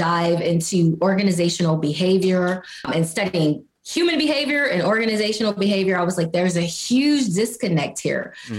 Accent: Mississippi, United States; I'm from Mississippi

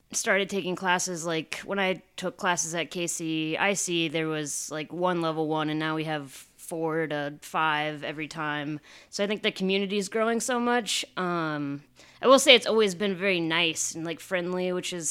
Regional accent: Iowa, United States; moved away as an adult; now in Kansas City, United States; I'm from Iowa originally, um, and I moved out here to KU to go to college.

